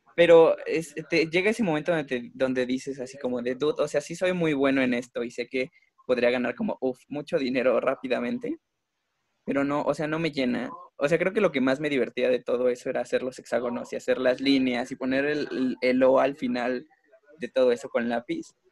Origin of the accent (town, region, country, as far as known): Mexico